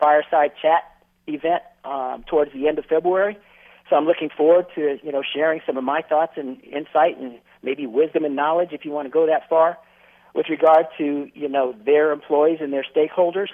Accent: Northern California, United States; moved away as an adult; also born or lived in Southeast US; growing up in Northern California

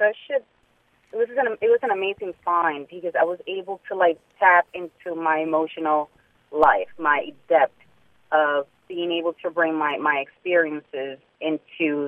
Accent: New York City, New York, United States; also born or lived in Harlem; I grew up in Washington Heights

